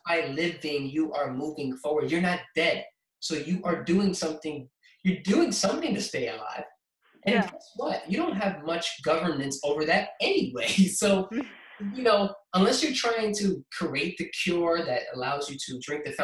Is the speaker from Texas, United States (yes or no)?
no; New York City, New York, United States; born or raised there; also born or lived in Queens, New York